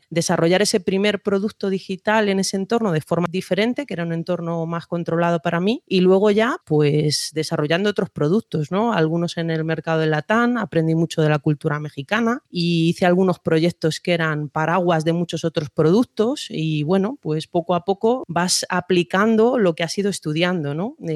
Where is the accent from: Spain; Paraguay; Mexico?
Spain; Madrid, Community of Madrid; Pues soy de Madrid, aunque con muchos años de vínculos personales y profesionales con países de Iberoamérica.